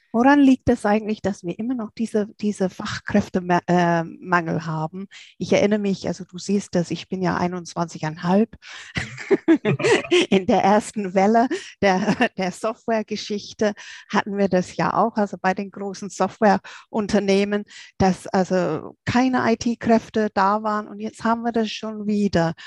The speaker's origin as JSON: {"language": "German", "region": "England", "country": "United Kingdom", "moved": "yes", "said": "als Engländerin"}